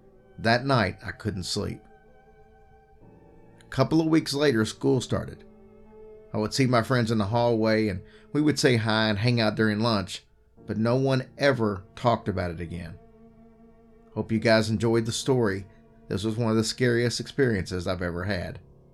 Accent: Albuquerque, New Mexico, United States; I grew up in Albuquerque, New Mexico. I grew up very close to the zoo, with a ditch in the Rio Grande River that ran along the zoo.

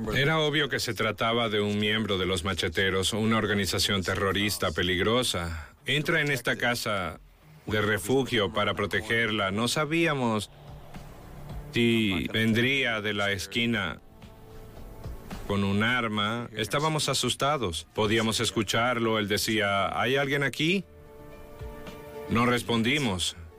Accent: Puerto Rico; soy puertorriqueño

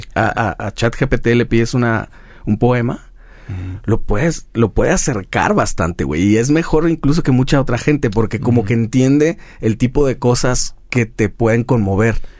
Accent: Guadalajara, Jalisco, Mexico; todavía conservamos eso en Guadalajara, como de pueblo grande

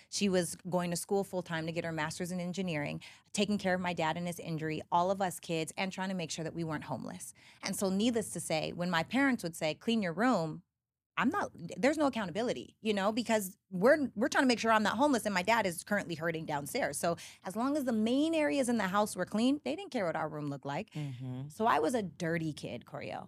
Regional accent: Canadian Prairies, Canada; now in United States; I'm from Canada, right? And I'm up from Little, Little House on the Prairie, Canada. So, I was the only black girl in every grade.

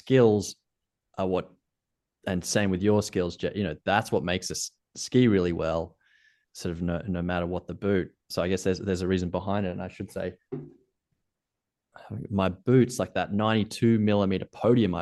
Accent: Australia; accent: Australian; I'm Australian

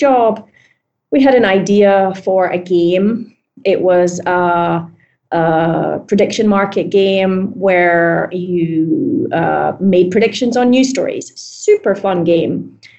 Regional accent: Scotland, United Kingdom; moved away as an adult; now in New York, United States; I'm Scottish.

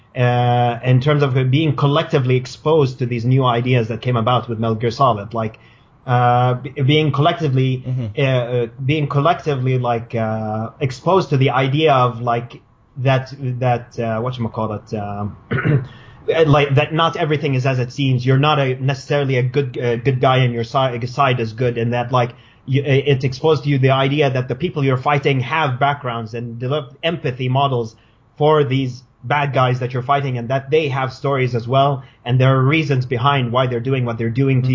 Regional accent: Riyadh, Riyadh Province, Saudi Arabia; moved away as an adult; also born or lived in Cairo, Egypt; I come from uh, Saudi Arabia. I was born and raised in Riyadh.

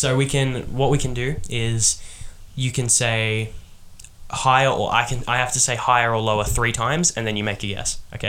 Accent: Australia; We're from Australia

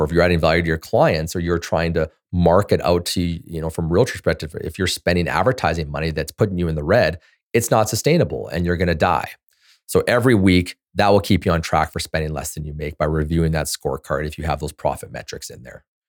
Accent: Canada; I'm a Canadian

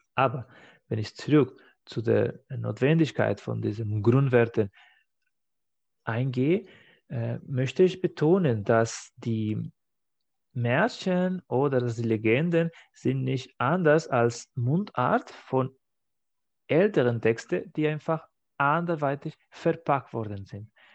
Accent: Spain; now in Germany; meiner Heimat

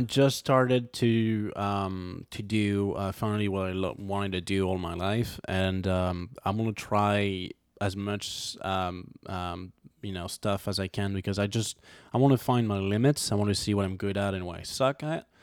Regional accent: Montmiral, Auvergne-Rhône-Alpes, France; accent: French; English is a second language; moved away; I'm from a small city, um, well, technically a village. It's called Montmiral

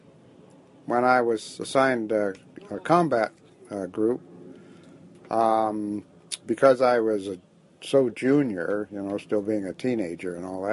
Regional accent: California, United States; also born or lived in Calexico, California; I'm from California. I was born in a place I don't remember called Calexico

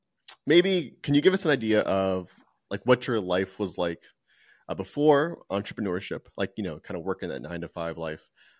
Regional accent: East Coast, United States; I was born on the East Coast

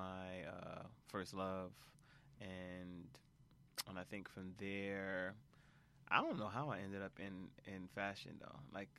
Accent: Atlanta, Georgia, United States; born there; also born or lived in Nigeria; So I was born in Atlanta, Georgia.

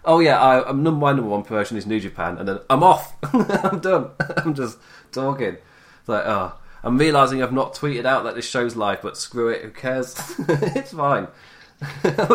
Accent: England, United Kingdom; I am English.

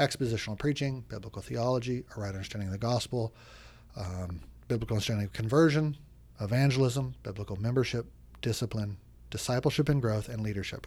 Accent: United States; moved away as an adult; also born or lived in Oregon / Chicago, Illinois; now in Washington, D.C., United States; I grew up in Oregon and Chicago

